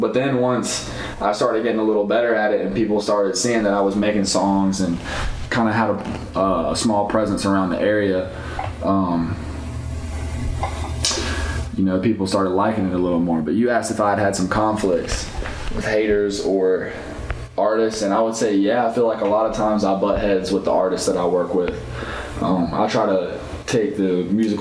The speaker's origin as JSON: {"language": "English", "town": "Greensboro", "region": "North Carolina", "country": "United States", "tie": "born or raised there", "said": "I was born in the country and then I grew up in Greensboro, so I grew up in the city"}